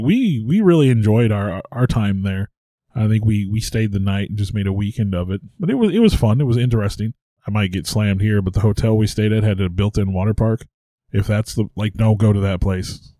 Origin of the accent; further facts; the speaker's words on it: Missouri, United States; I'm from Missouri